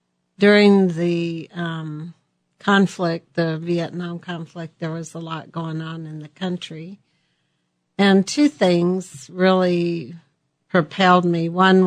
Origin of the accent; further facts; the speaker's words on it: Colorado, United States; Well, we were just a family of six children, and we're pioneer family in Colorado, and pretty, very, very modest for what we had.